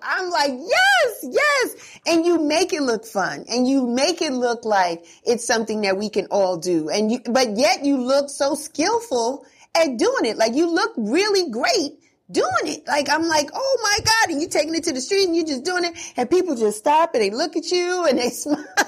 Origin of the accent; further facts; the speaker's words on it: New York City, New York, United States; I'm a Bronx kid too